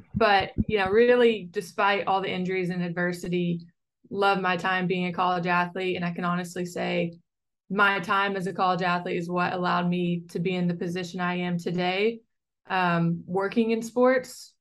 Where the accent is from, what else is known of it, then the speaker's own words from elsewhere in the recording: Western Kentucky, United States; moved away as an adult; also born or lived in Durham, North Carolina / Chicago; I'm a very proud Kentucky native